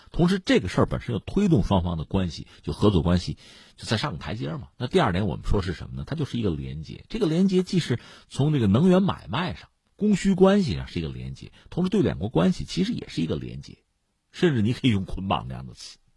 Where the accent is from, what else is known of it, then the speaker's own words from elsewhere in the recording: China; 我们中国人